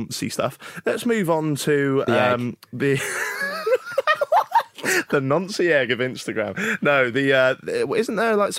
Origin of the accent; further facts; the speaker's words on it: Norwich, East of England, United Kingdom; I'm from